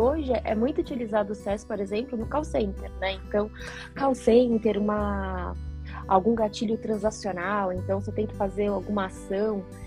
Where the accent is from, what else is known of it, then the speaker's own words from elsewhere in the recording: São Paulo, Brazil; moved away; also born or lived in Curitiba; nasci em São Paulo, mas me considero aí uma curitibana de coração, né? Morando lá e cá.